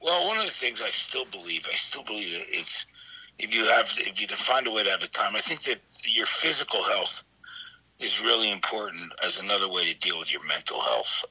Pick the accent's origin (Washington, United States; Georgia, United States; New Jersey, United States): New Jersey, United States; East Brunswick; I grew up in a town called East Brunswick, New Jersey